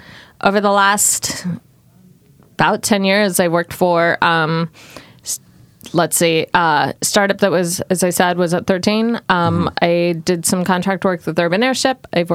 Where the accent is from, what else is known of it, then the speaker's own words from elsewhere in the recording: Portland, Oregon, United States; also born or lived in Southern California / Miami; I come from Southern California originally, but have born in Southern California, raised in Portland, moved around many times. Lived in Miami for a year